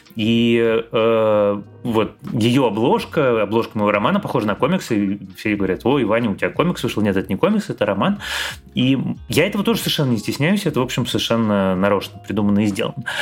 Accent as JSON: {"language": "Russian", "region": "Moscow", "country": "Russia", "moved": "as an adult", "said": "как нормальный москвич я всегда всем недоволен"}